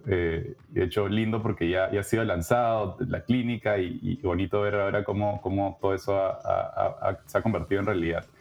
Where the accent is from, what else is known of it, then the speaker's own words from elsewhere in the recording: Lima, Peru; moved away as an adult; now in Canada; peruana de nacimiento, he vivido casi toda mi vida en Lima